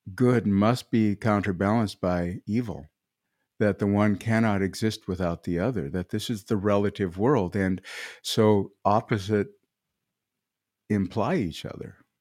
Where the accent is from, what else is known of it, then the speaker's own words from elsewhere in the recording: Midwest, United States; I'm a farm kid, I come from the Midwest